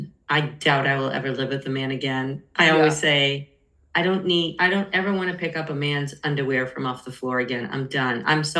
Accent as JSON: {"language": "English", "region": "Massachusetts", "country": "United States", "moved": "yes", "lives_now": "San Diego, United States", "said": "I'm stuck in San Diego. I want to move back. I'm from Massachusetts."}